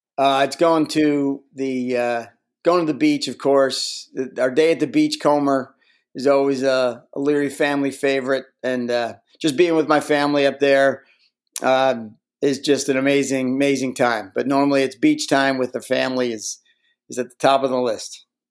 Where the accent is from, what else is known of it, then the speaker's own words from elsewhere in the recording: Connecticut, United States; I grew up in Connecticut, uh, in Merritt, in Connecticut